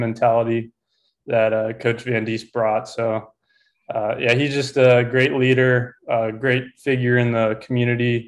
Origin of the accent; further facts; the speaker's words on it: Southern California, United States; moved away as an adult; also born or lived in Helena, Montana; I grew up in Southern California